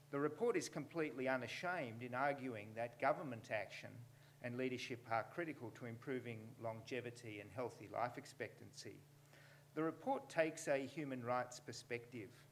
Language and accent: English; New South Wales, Australia; in New South Wales, you know, my home state